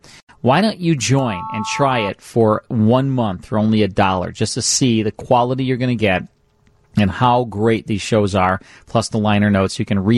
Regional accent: Chicago, Illinois, United States; I'm from Chicago.

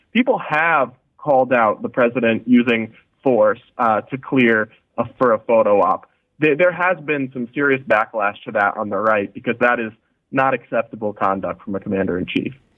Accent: United States; as an American

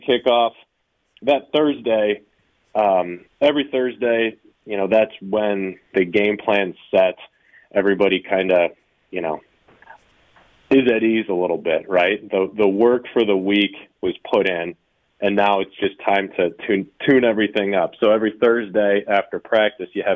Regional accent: Ohio, United States; moved away; I grew up in Ohio

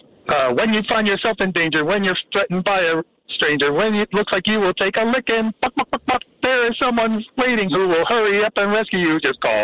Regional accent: Willingboro, New Jersey, United States; now in Linwood, United States; When I was a kid, I grew up in Willingboro

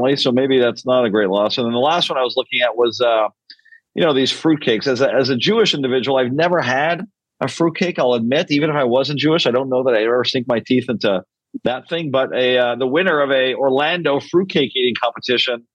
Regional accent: Canada; Canadians are known to be very apologetic people

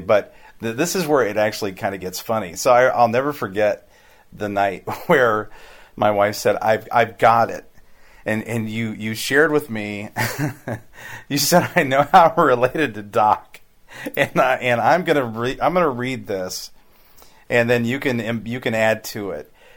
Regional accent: Hannibal, Missouri, United States; I grew up in Hannibal

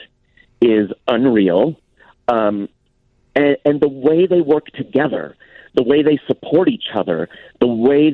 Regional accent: San Diego, California, United States; I'm from San Diego. That's my home base

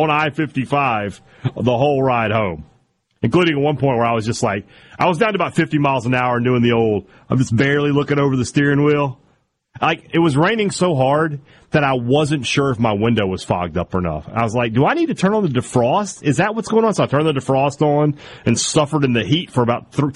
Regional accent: Vicksburg, Mississippi, United States; now in Starkville, United States; I grew up in Vicksburg

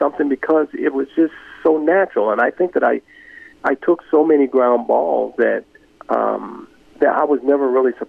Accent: Los Angeles, California, United States; also born or lived in Mobile, Alabama; I grew up in South Central Los Angeles.

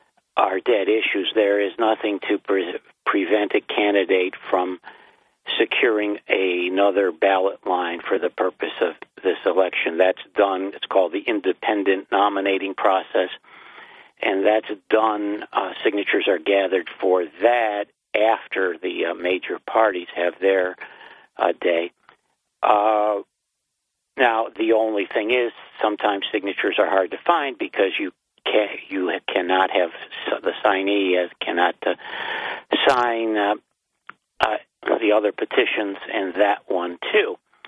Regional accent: Binghamton, New York, United States; I'm from Binghamton.

